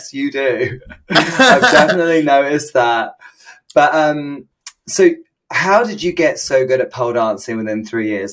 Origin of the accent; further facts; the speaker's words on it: United Kingdom; in the UK, we are so ignorant when it comes to languages